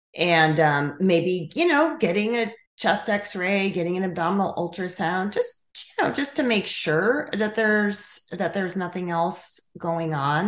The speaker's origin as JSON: {"language": "English", "area": "Chicago area", "region": "Illinois", "country": "United States", "tie": "born or raised there", "also_born_or_lived": "Colorado", "moved": "yes", "lives_now": "Tennessee, United States", "said": "I grew up in Illinois, in the Chicago area"}